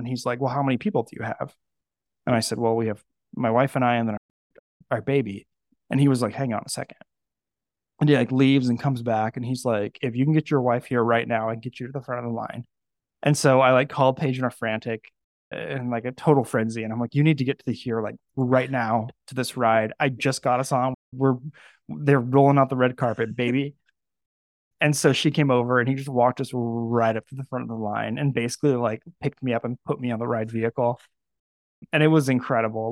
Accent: Napa Valley, California, United States; Napa Valley, California, where I grew up

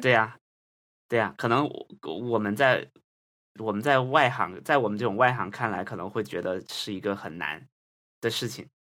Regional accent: Guangdong, China; 我小时候生活在广东的一个小镇上

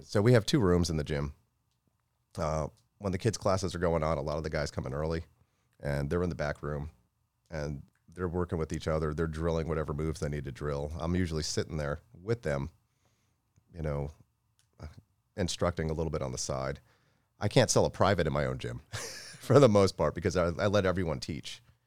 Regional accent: Florida, United States; also born or lived in Tampa, Florida; I grew up in Florida

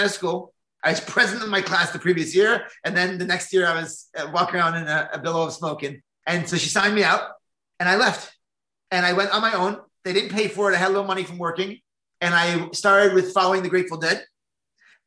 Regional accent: New Jersey, United States; I grew up in New Jersey as a very secular Jew.

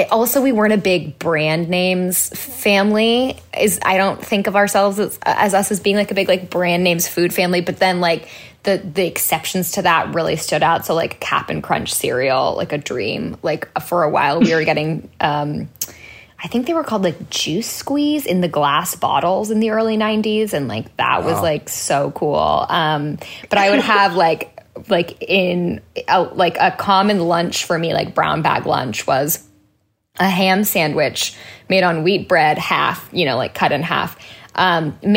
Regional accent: Orinda, California, United States; also born or lived in Sacramento, California; now in Los Angeles, United States; I grew up in Northern California

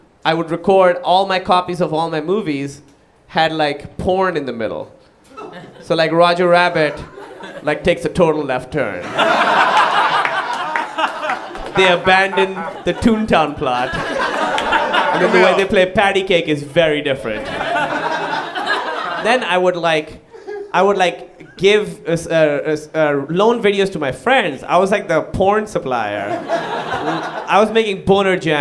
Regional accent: Pakistan; moved away; I moved away from Pakistan

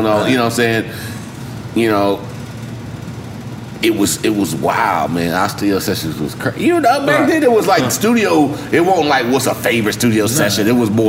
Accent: the South, United States; But I'm still from the South

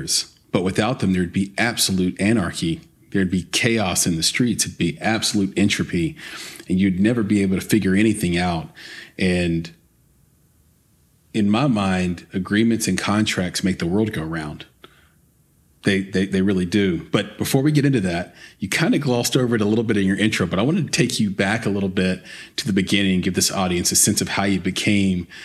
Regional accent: Lower Antioch and Woodbine, Tennessee, United States; I grew up in Lower Antioch and in Woodbine, not the best areas.

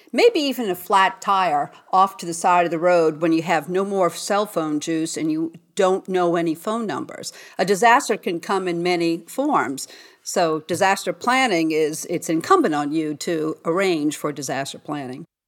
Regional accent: New Orleans, Louisiana, United States; I'm from New Orleans

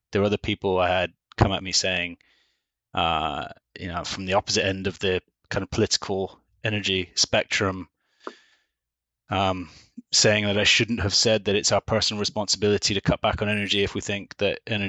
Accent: Manchester, North West England, United Kingdom; born there; So I was born in Manchester in the north of England. I'm a true northerner.

